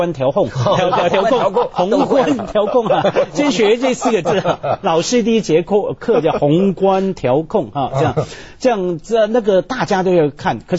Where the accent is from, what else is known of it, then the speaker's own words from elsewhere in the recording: China; 我们中国人喊了几十年甚至几百年的平常心